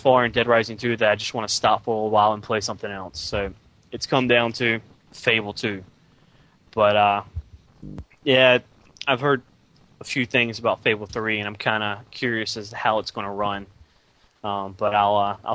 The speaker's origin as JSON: {"language": "English", "region": "North Carolina", "country": "United States", "said": "I'm from North Carolina"}